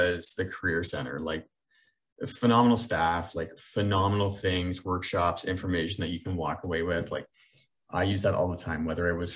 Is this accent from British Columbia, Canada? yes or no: no; Brantford, Ontario, Canada; I'm from Brantford